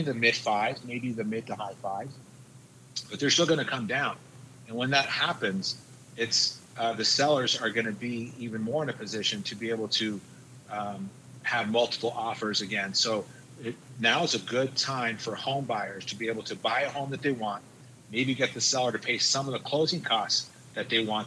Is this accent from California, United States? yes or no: no; Albuquerque, New Mexico, United States; I'm from Albuquerque, New Mexico.